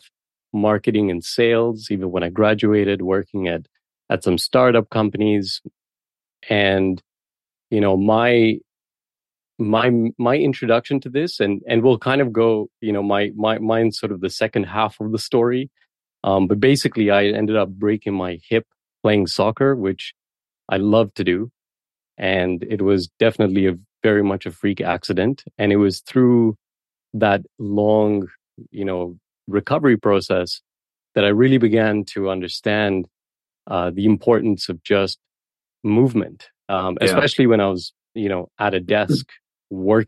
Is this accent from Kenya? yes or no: yes; Kenya; moved away as an adult; also born or lived in Toronto, Canada; now in Canada; Ali and I grew up together in Kenya. That's where we were from originally.